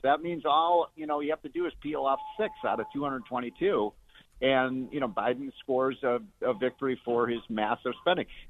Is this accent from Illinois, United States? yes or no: yes; Chicago, Illinois, United States; a Chicagoan who spent, you know, all my years growing up in Chicago.